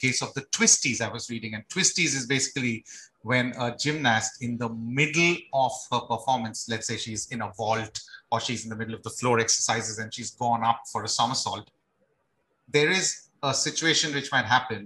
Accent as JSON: {"language": "English", "country": "India", "said": "I'm from India."}